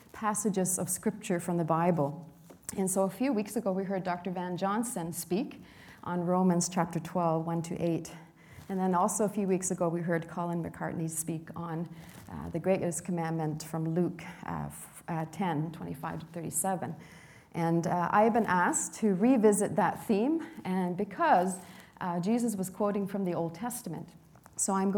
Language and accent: English; Sweden; now in Canada; the hometown where I was born in Sweden